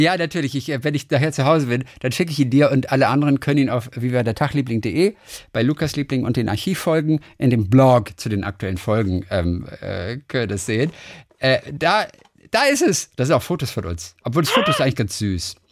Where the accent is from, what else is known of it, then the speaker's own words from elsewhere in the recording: Eisenach, Thuringia, Germany; moved away; Ich wohne noch in Eisenach in Thüringen, wo ich aufgewachsen bin